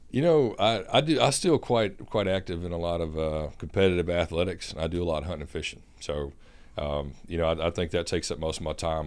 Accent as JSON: {"language": "English", "town": "Summit", "region": "Mississippi", "country": "United States", "tie": "born or raised there", "also_born_or_lived": "Dubai / Dhahran, Saudi Arabia", "moved": "as an adult", "said": "I'm actually from a very small rural town in southwest Mississippi, a little town called Summit."}